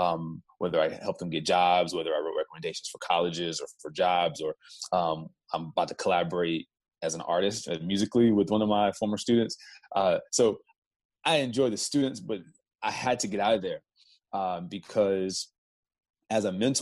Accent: the South, United States; moved away as an adult; also born or lived in New York; I'm from the South

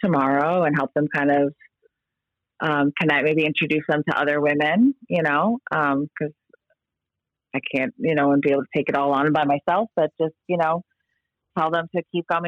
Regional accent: South Florida, United States; I was born and raised here

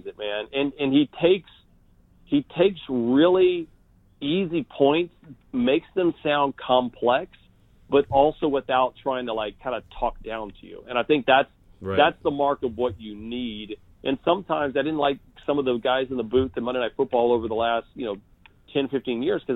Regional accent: San Antonio, Texas, United States; I'm from San Antonio

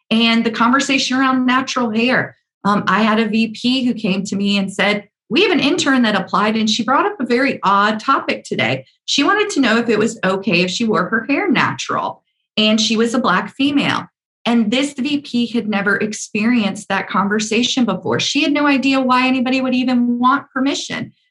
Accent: the South, United States; accent: Southern; Because I have a very deep Southern accent

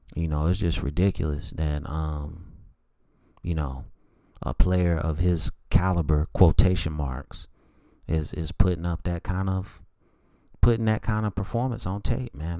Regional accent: North Carolina, United States; I'm from North Carolina

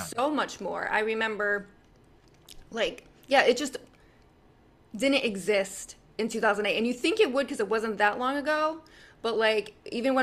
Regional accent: United States; I as an American

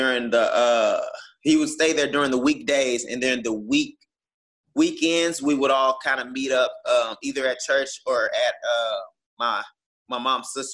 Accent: Houston, Texas, United States; I was coming from Houston

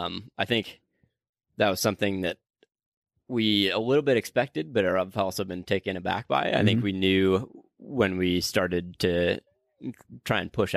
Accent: Hopkins, Minnesota, United States; also born or lived in Des Moines; So I'm originally from Hopkins, Minnesota, is where I went to high school, and then went to Drake University down in Des Moines, Iowa.

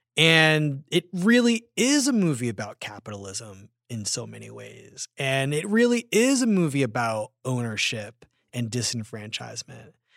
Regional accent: Philadelphia, Pennsylvania, United States; I grew up in Philadelphia

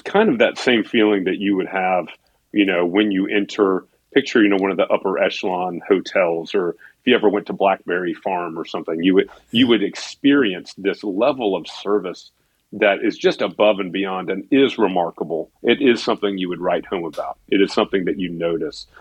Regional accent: Atlanta, Georgia, United States; moved away as an adult; now in Nashville, United States; I never wanted to return to my hometown of Atlanta. I wanted to stay in Nashville for good

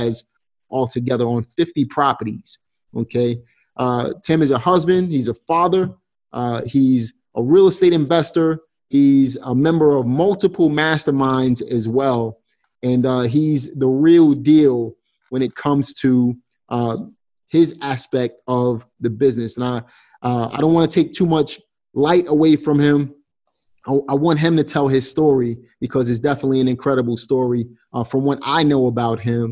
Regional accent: New York City, New York, United States; in my hometown, New York City. Now, obviously, you guys know I'm from Brooklyn, New York

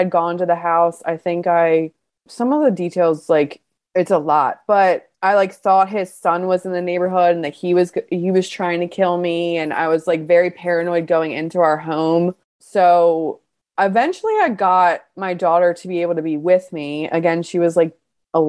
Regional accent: Baltimore, Maryland, United States; I'm from Baltimore and I was really in surrounding areas in the county, in the city

